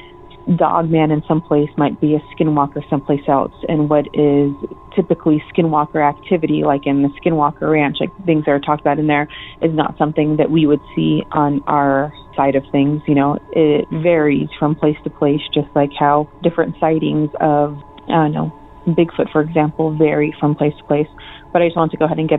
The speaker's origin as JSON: {"language": "English", "country": "United States", "said": "I'm from the Navajo Reservation"}